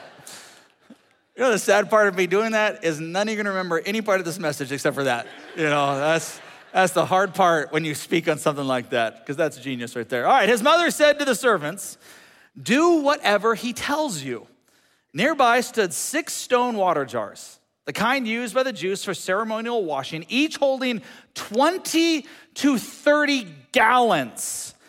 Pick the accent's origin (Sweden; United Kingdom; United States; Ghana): United States; for us as American Christians